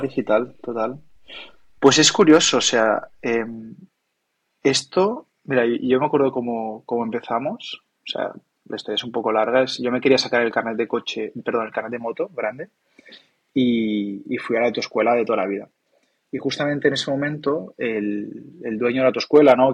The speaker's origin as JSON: {"language": "Spanish", "area": "Maresme", "region": "Catalonia", "country": "Spain", "moved": "as an adult", "lives_now": "Barcelona, Spain", "said": "Yo soy del Maresma"}